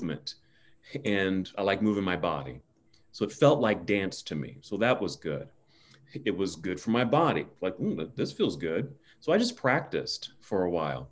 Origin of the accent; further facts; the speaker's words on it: Oakland, California, United States; moved away as an adult; also born or lived in Palo Alto, California; now in Salt Lake City, United States; because I'm from Oakland, California, did my schooling in the South Bay in Palo Alto